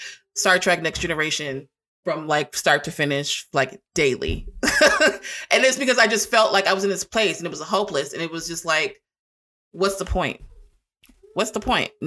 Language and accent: English; Long Beach, California, United States; moved away as an adult; now in Arkansas, United States; I'm from California. I'm from Long Beach, California.